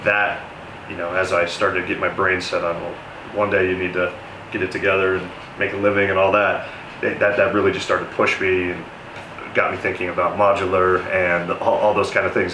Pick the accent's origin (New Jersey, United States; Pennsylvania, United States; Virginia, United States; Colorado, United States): Colorado, United States; Denver; born and raised in Denver. I'm uh, one of the lucky natives